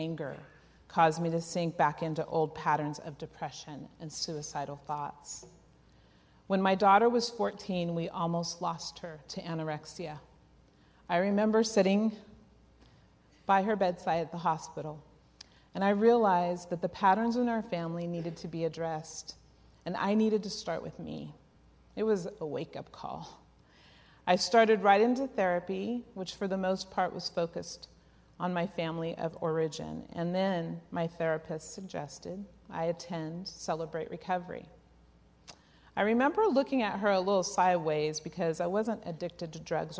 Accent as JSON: {"language": "English", "town": "Oakland", "region": "California", "country": "United States", "tie": "born or raised there", "said": "Growing up in East Oakland in the late 60s"}